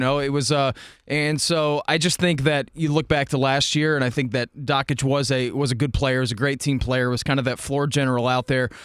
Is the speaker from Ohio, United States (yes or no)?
yes; Dayton, Ohio, United States; I grew up in Dayton